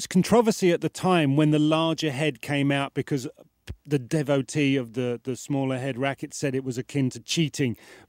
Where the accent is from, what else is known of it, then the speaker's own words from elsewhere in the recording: United Kingdom; Don't forget I'm British